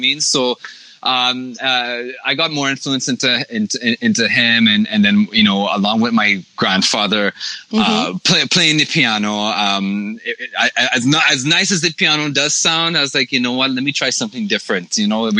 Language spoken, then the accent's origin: English; Toronto, Ontario, Canada; we're from Toronto